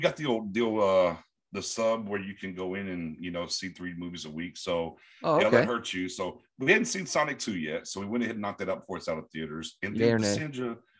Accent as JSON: {"language": "English", "region": "Florida", "country": "United States", "tie": "born or raised there", "also_born_or_lived": "East Texas", "said": "So basically, I was born in East Texas and then grew up a ton in Florida. And then in my elder statesmanship, back to East Texas and where I've been now."}